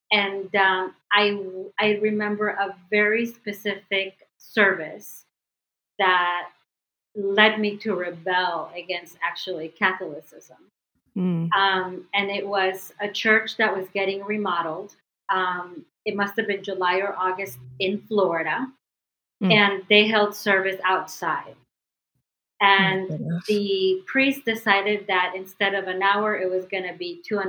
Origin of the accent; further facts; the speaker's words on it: Medellin, Antioquia, Colombia; now in United States; Especially where I'm from. I'm from Medellin, which is, you know, home of the one of the biggest cartels, especially back then. So my mom decided that it was best to keep us here for safety reasons and for opportunity reasons.